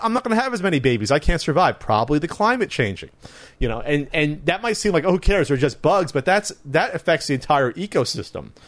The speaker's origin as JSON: {"language": "English", "region": "New Jersey", "country": "United States", "tie": "born or raised there", "moved": "as an adult", "lives_now": "Southern California, United States", "said": "I grew up East Coast, but I I consider myself in between East and West Coast. I still have that Jersey edge"}